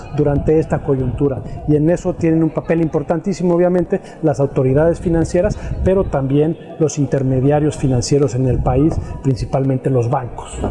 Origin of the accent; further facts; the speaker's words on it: Mexico; como mexicanos